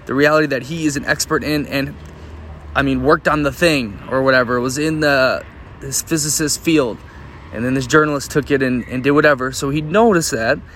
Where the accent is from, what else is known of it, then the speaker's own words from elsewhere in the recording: Minnesota, United States; now in Parma, Italy; my home state, specifically in Minneapolis